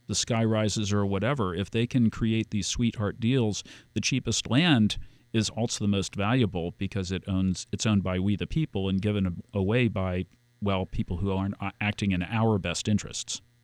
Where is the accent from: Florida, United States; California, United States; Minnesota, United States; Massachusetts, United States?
Florida, United States; Key Biscayne; I grew up on Key Biscayne